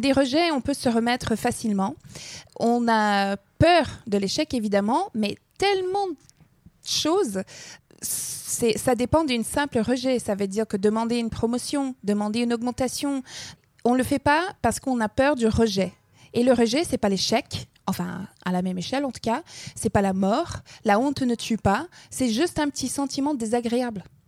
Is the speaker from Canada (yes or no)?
yes; Alberta, Canada; first language English; French is a second language; moved away; j'ai grandi dans, dans l'Alberta